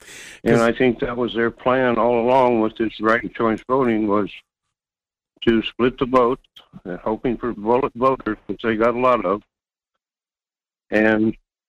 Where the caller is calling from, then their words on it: North Pole, Alaska, United States; Yeah, this is … from North Pole.